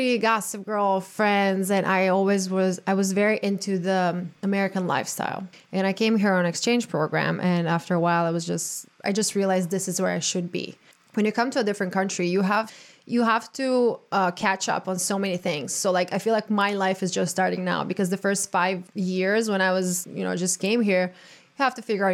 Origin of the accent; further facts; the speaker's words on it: Croatia; now in United States; being born and raised in Croatia